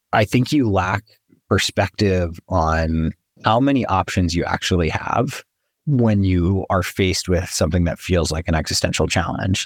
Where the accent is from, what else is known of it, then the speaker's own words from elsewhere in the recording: New Mexico, United States; I was born and raised in New Mexico